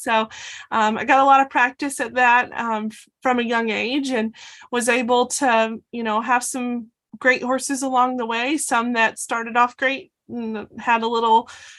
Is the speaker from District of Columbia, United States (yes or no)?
no; Alabama, United States; I'm from Alabama, so I was very familiar with the Auburn equestrian team.